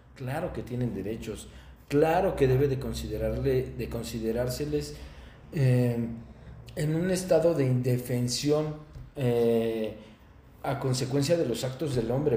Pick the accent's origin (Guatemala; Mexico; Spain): Mexico; also born or lived in Toluca, State of Mexico; mi país